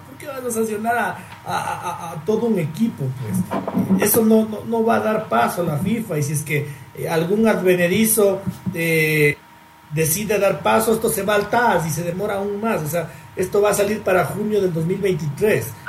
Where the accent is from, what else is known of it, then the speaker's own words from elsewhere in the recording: Ecuador; yo soy y quiero ser ecuatoriano